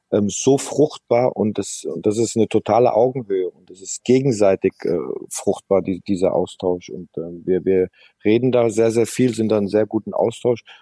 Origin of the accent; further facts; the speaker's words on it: Mainz, Rhineland-Palatinate, Germany; moved away as an adult; now in Moscow, Russia; ich bin dort geboren in der Stadt, ich habe dort lange Jahre gespielt